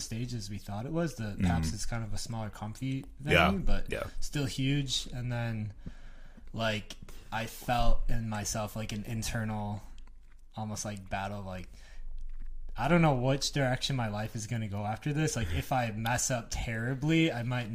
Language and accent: English; West Bend, Wisconsin, United States; I grew up in West Bend, Wisconsin.